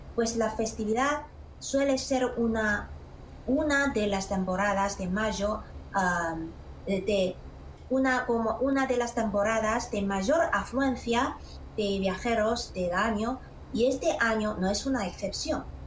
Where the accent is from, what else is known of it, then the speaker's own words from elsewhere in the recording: Xi'an, Shaanxi, China; mi pueblo ciudad Xi'an